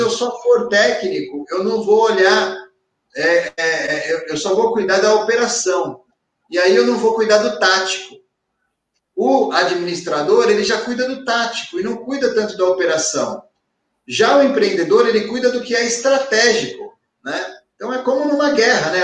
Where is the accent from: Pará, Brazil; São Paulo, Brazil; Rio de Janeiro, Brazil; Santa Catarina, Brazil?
São Paulo, Brazil; Ribeirão Pires; E eu sou de Ribeirão Pires, uma cidade que fica a 50 quilômetros da corretora